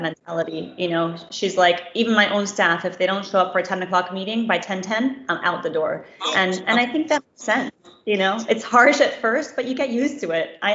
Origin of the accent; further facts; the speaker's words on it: East Coast, United States; moved away as an adult; now in Nigeria; I'm from the East Coast in America